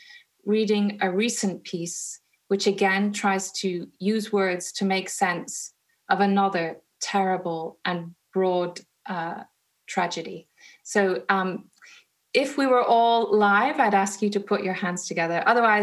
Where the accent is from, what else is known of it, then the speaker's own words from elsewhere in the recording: Munster, Ireland; also born or lived in Canada / India; I'm Canadian. And of course, we grew up in Ireland and emigrated to Canada and then went off to live in India.